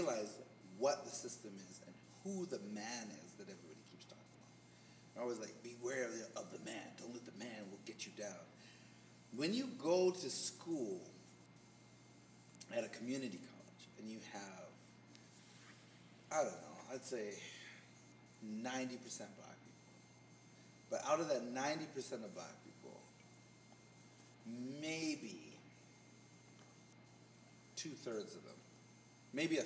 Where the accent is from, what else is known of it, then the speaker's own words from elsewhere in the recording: Canada; Being Canadian